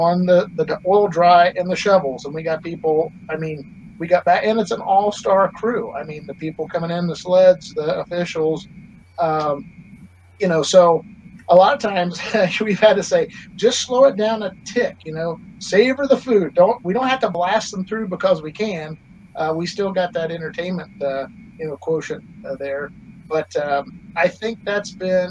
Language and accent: English; Enderby, British Columbia, Canada; that's my hometown. I grew up there.